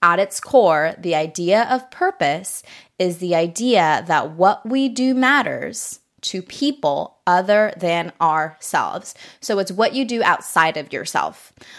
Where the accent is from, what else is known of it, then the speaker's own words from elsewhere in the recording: Japan; now in United States; I grew up in Japan. It's so much more walkable there.